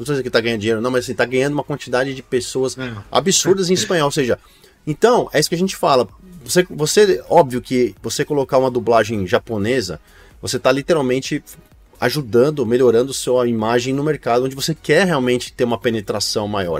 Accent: Brazil; eu sou brasileiro

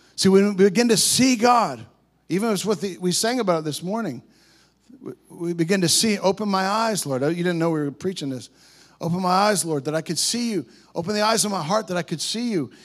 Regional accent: Canada; We're Canadian boys.

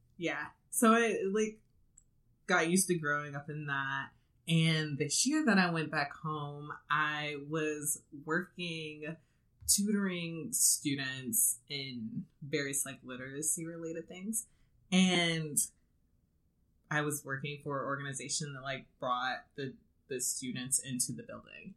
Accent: one of the black suburbs of Detroit, Michigan, United States; moved away; I am from Michigan. Mm-hmm. And there was a time where I went back home and stayed with my parents

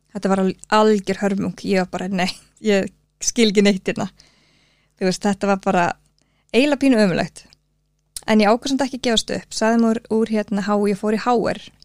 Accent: Suðureyri, Westfjords, Iceland; moved away; Ég er fætt árið 1984 og ég ólst upp á söðurir við Súndafjörð, litli sjáarþorpi.

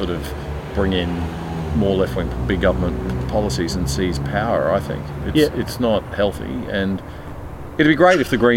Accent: Queensland, Australia; Yeah, I come from Queensland.

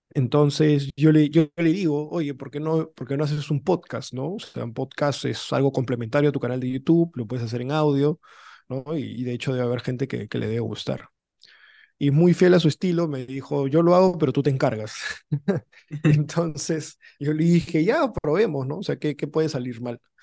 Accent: Lima, Peru; also born or lived in United States; yo nací fuera, nací en Estados Unidos, pero tres años nomás estuve allá. luego ya ve, o sea, en verdad toda mi vida la he hecho acá, en, en Lima

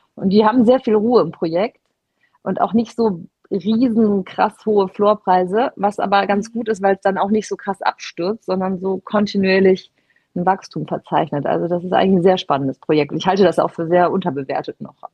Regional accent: Cologne, North Rhine-Westphalia, Germany; Ich bin ja Kölnerin

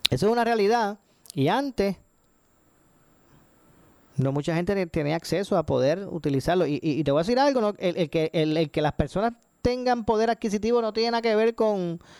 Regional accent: Puerto Rico; los que nos vemos perjudicados somos nosotros, los puertorriqueños.

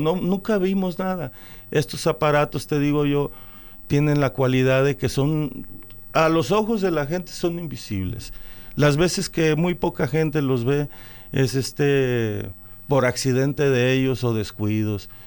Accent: Jalisco, Mexico; yo nací aquí en un rancho, de aquí de Jalisco, soy de Jalisco, pero estoy registrado en Guadalajara

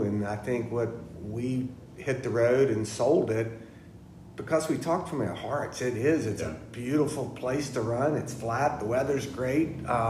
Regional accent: Richmond, Virginia, United States; also born or lived in Florida; now in Virginia Beach, United States; I grew up in Richmond

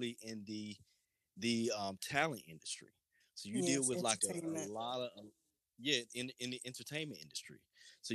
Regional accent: Lakeland, Florida, United States; growing up in Lakeland

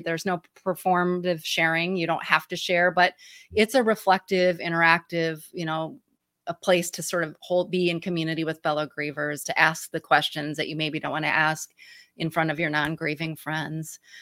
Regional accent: Michigan, United States; accent: Midwestern twangy; moved away; I'm from Michigan originally, so everybody knows my Michigan, you know, m, Midwest twangy voice

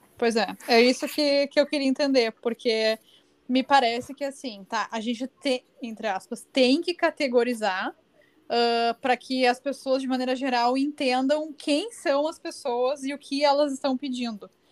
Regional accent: Brazil; eu posso me reconhecer como uma brasileira

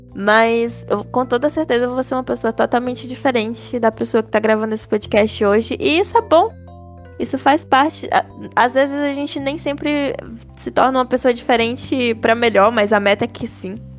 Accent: Cascavel, Ceará, Brazil; also born or lived in São Paulo; daqui de Cascavel, que é a minha cidade natal

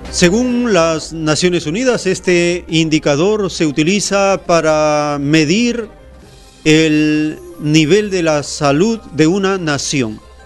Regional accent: Peru

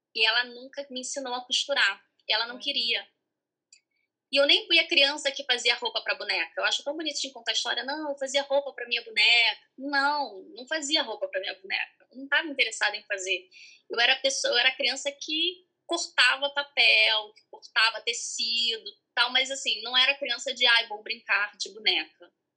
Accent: Piraí, Rio de Janeiro, Brazil; Sou de Piraí. Piraí, interior do estado.

